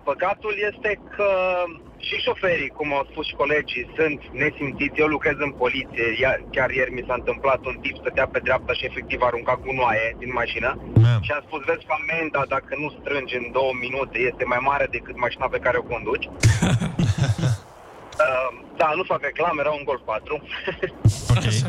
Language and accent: Romanian; Arad, Arad County, Romania; vă sunt din Arad.